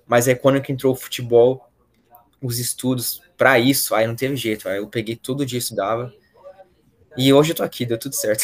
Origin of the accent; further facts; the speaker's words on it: Valinhos, São Paulo, Brazil; moved away; eu sou de Valinhos